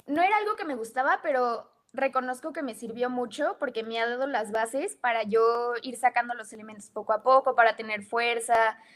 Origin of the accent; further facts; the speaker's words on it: United States; born there; nací en Estados Unidos. Afortunadamente mis papás pudieron darme esa oportunidad de nacer allá.